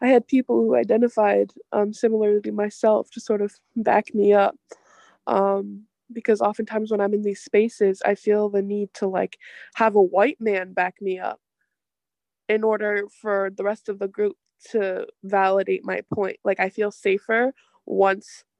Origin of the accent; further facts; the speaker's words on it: Milwaukee, Wisconsin, United States; I was born and raised in Milwaukee, Wisconsin